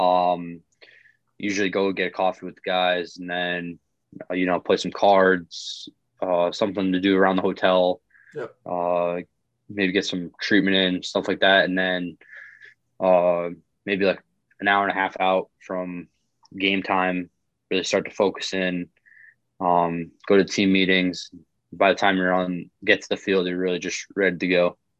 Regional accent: Putnam, Connecticut, United States; also born or lived in Western New York; I'm um, from Putnam, Connecticut

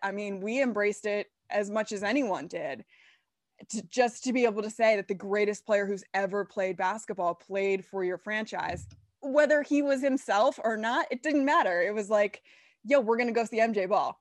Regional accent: Washington, District of Columbia, United States; moved away; I'm from D C, I'm a Nats fan

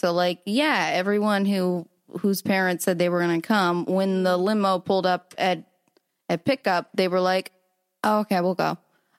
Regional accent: Sarasota, Florida, United States; Sarasota, Florida.

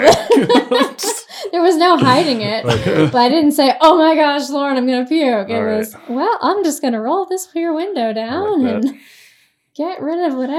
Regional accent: the South, United States; maybe it's because I'm from the South

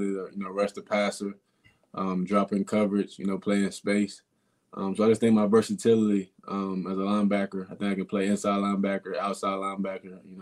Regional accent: Maryland, United States; I'm from Maryland. My family's in the middle of a snowstorm right now

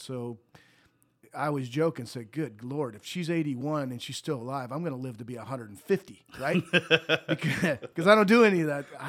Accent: Montana, United States; But I was raised in Montana. We moved to Montana when I was four.

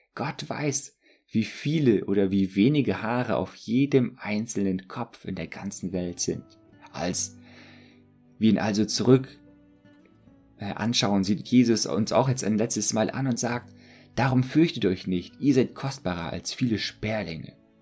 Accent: Germany; als Deutsche

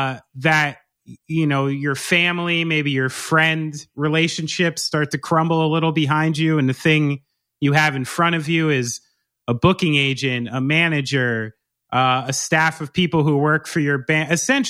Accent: New Jersey, United States; I'm from New Jersey. You can't get rid of it.

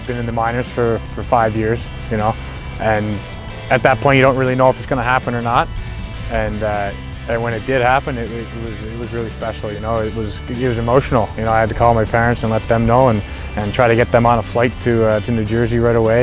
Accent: Truro, Nova Scotia, Canada; It's a small town guy and you know, got to play on my hometown Junior A team

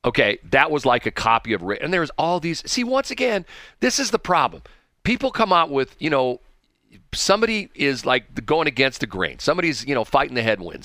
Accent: St. Louis, Missouri, United States; I was born in Saint Louis. I was born in Barnes Hospital in Saint Louis

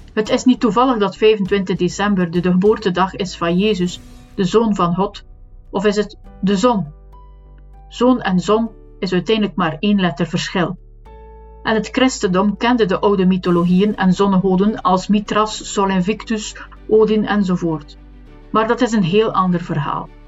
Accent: West Flanders, Belgium; accent: West Flemish; ik ben een West-Vlaming, dus een H of een h uitspreken is niet zo evident.

